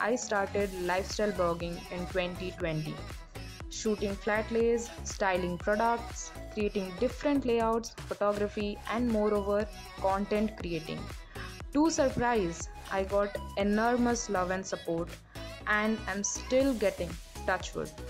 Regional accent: Odisha, India; I'm a student who is pursuing biotechnology in BSc. Anyways, I am from Odisha, famous for the Jagannath temple

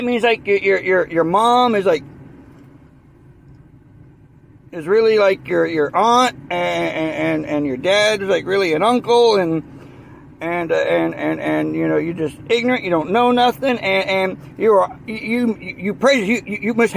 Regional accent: the South, United States; accent: Southern; moved away as an adult; also born or lived in Washington, D.C. / Virginia / Maryland; my accent comes out. I'm from the South.

